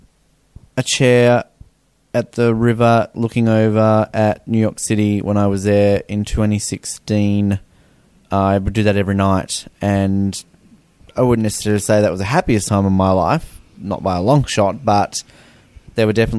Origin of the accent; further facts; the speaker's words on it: Australia; growing up in Australia